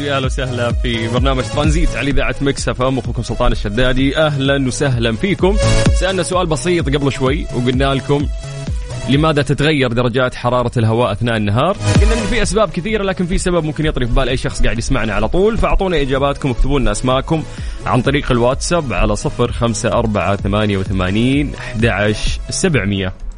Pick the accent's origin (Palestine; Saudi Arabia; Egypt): Saudi Arabia; عندنا في المملكة العربية السعودية